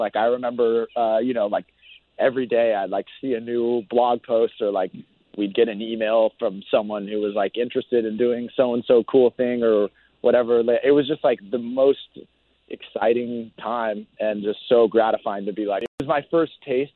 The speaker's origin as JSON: {"language": "English", "town": "Mission Viejo", "region": "California", "country": "United States", "tie": "born or raised there", "said": "We grew up where we grew up in South Orange County. It's a city that's like really it's called Mission Viejo"}